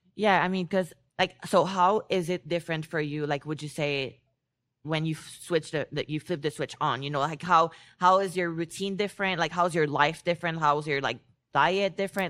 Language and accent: English; Canada; I'm Canadian